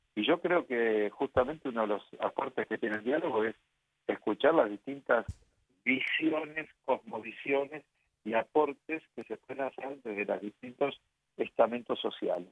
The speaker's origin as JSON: {"language": "Spanish", "country": "Argentina", "tie": "born or raised there", "said": "mi mamá me bautizó, nos bautizó en el santuario de Lourdes de Argentina, de Buenos y yo sigue, siempre seguí siendo ahí"}